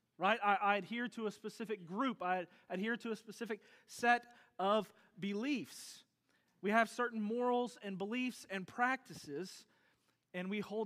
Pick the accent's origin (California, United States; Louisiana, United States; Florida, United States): Louisiana, United States; now in Texas, United States; I'm from Louisiana